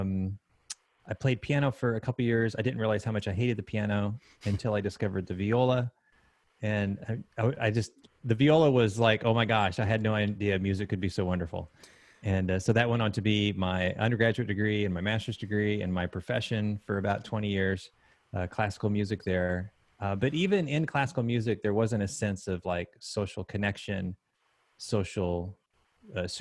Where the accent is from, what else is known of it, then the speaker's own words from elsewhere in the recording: Texas, United States; moved away as an adult; also born or lived in Huntsville, Alabama / Idaho; now in Columbia, United States; Spent about a week in Alabama, maybe 7 years in Idaho, and about 20 years in Texas. And then here I am now in Columbia, South Carolina.